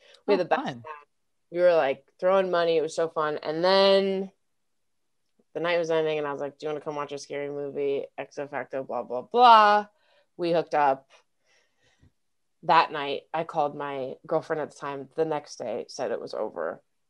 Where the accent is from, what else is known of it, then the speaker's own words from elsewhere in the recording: Denver, Colorado, United States; moved away; I'm from Denver.